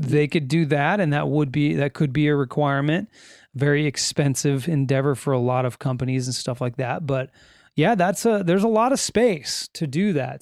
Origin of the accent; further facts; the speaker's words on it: California, United States; We are from California in the United States